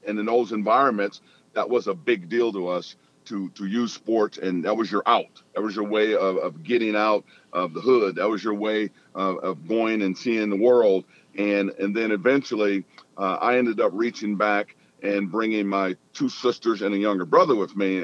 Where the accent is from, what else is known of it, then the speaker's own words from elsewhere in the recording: Rockford, Illinois, United States; moved away as an adult; also born or lived in Eugene, Oregon; growing up in Rockford